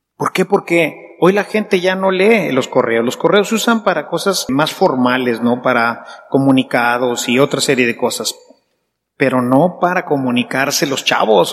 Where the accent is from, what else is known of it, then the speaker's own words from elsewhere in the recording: Mexico; como esposos, como sacerdotes, como empresarios, como mexicanos